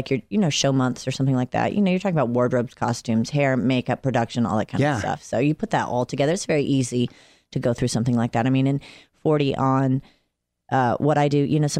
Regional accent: Atlanta, Georgia, United States; now in Los Angeles, United States; I'm from Atlanta.

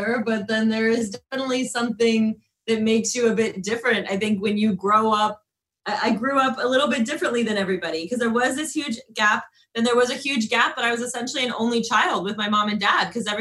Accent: Canton, Ohio, United States; We're like five minutes from the Football Hall of Fame

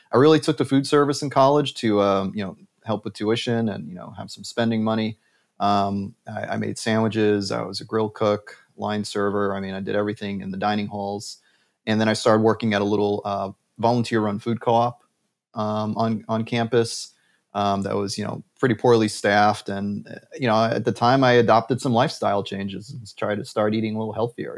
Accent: New York City, New York, United States; Bronx, New York, 10467, right near the zoo and the botanical garden

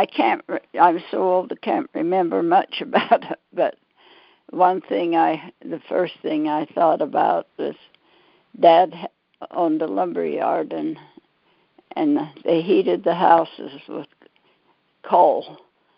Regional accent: Pleasant Grove, United States; I was born and raised in Pleasant Grove

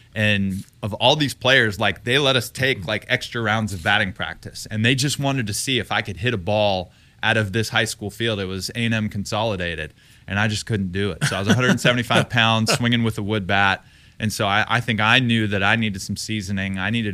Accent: Texas, United States; people, you know, didn't necessarily know my background except they knew that I was from Texas.

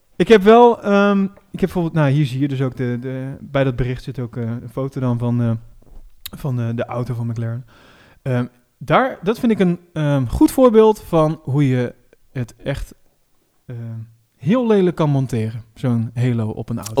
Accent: Netherlands; als Nederlanders

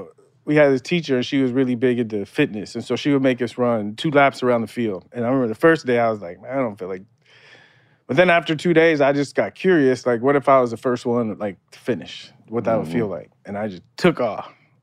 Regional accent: San Diego, California, United States; Growing up in San Diego watching Tony Gwynn, I thought I was going to be like the next Tony Gwynn.

